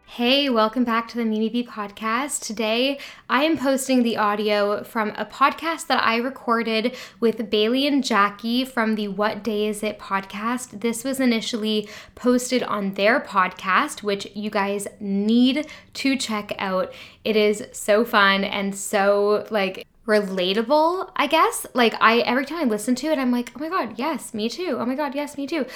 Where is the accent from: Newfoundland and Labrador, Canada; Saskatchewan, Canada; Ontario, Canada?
Ontario, Canada; Toronto; moved away as an adult; also born or lived in London; I'm from Toronto originally. I moved to London when I was eighteen with just the dream of leaving Toronto.